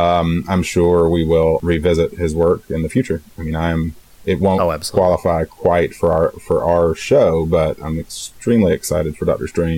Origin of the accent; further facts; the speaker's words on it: Georgia, United States; the one time you may have ever visited my hometown in Georgia.